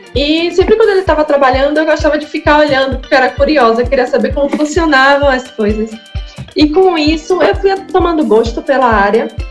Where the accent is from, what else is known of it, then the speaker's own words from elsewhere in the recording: Salvador, Bahia, Brazil; Eu nasci aqui em plataforma, só que na, na comunidade